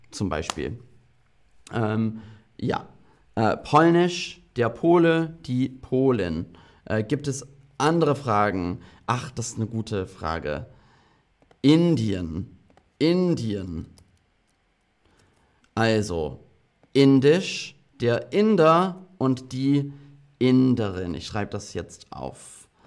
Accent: England, United Kingdom; Ähm, ich bin auch halb Brite. Ich bin in England aufgewachsen.

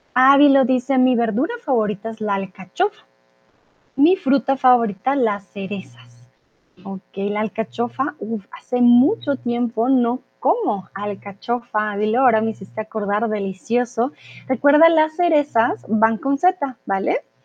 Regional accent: Colombia

